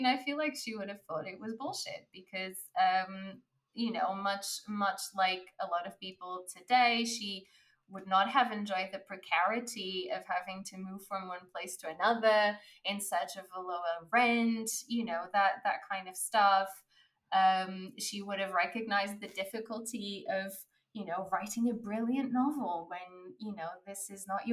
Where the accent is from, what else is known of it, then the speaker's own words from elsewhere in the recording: Portugal; moved away; I was born in Portugal